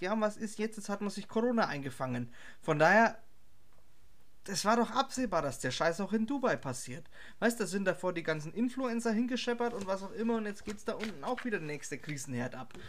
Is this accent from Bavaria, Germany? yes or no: yes; Herzogenaurach, Bavaria, Germany; Ich als Herzogenauracher